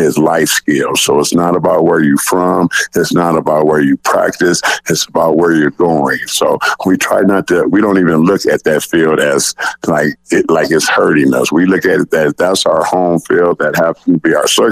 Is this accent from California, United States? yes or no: yes; Los Angeles, California, United States; moved away; I'm from Los Angeles, California, and where I coach at Narbonne High School was from a neighborhood just like this.